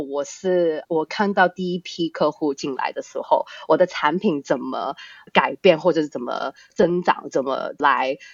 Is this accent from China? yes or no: no; Australia; Chinese is a second language; now in Hong Kong; 其实我是在香港出生的，但从小呢，到大就是在国外长大的。大概嗯哼。四岁的时候 就我们家就移民到澳洲那边去